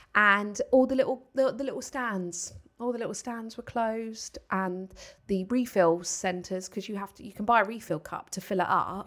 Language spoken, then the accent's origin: English; Paultons Park area, South East England, United Kingdom; it is is in my hometown